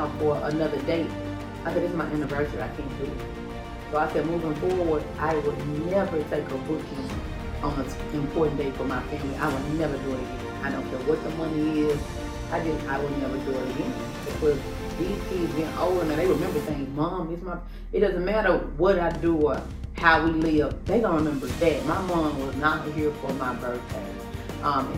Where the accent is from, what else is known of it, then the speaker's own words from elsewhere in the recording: Memphis, Tennessee, United States; I'm from Memphis, Tennessee